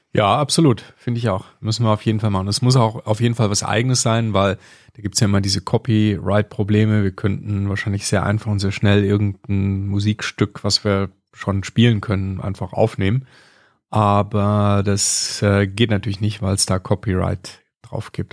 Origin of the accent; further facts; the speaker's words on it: Kleve, North Rhine-Westphalia, Germany; now in Bavaria, Germany; Ja, ich komme aus Kleve. Das ist am Niederrhein, das ist auch Nordrhein-Westfalen, ist so die westliche Ecke, also links auf der Karte, so ganz nah an der niederländischen Grenze. Da bin ich groß geworden